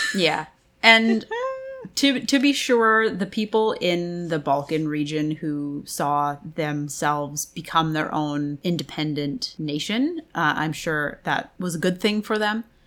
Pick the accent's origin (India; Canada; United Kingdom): Canada; I'm Canadian